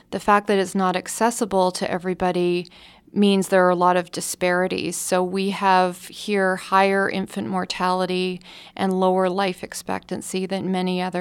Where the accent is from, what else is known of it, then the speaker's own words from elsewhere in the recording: Canada; I can tell you that from experience because I grew up in Canada